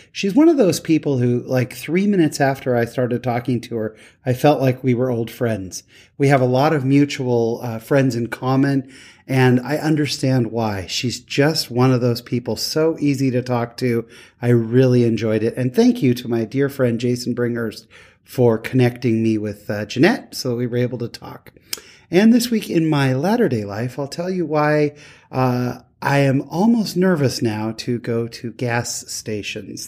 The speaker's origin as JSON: {"language": "English", "region": "Utah", "country": "United States", "said": "I'm from Utah"}